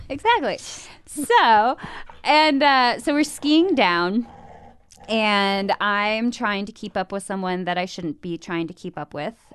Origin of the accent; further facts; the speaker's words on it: Midwest, United States; Born and raised in the Midwest, uh, youngest of three, two older brothers, grew up on a farm